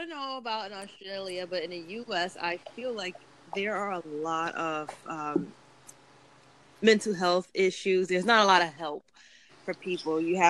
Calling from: New York City, New York, United States; …. …'s calling from Australia, and I'm calling from Brooklyn, New York.

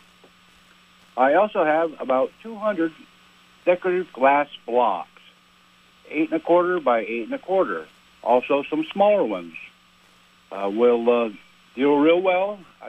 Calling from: Champlain, New York, United States; I'm calling from Champlain, New York.

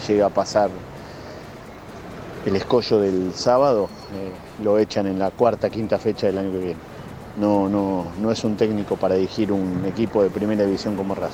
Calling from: Buenos Aires, Argentina; de Belgrano.

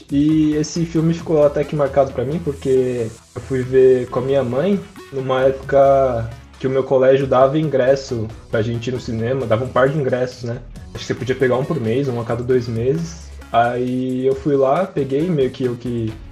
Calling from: São Paulo, Brazil; de São Paulo.

